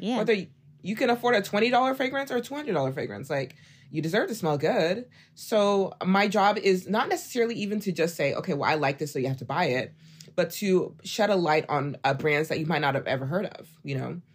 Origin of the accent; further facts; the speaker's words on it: Oklahoma, United States; moved away as an adult; now in Dallas, United States; I'm from Oklahoma.